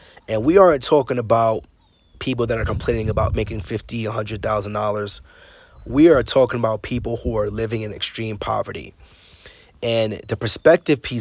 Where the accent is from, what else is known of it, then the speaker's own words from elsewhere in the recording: New York City, New York, United States; growing up in Brooklyn, New York, I wasn't a big traveler